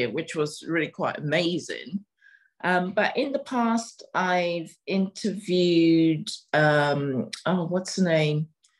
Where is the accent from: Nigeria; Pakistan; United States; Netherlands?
Nigeria; also born or lived in Togo; I grew up in West Africa, and part my family, even though my family is Ghanaian, my grandfather had a business in Nigeria, so I grew up in Nigeria for a little while. I also grew up a little bit in Togo.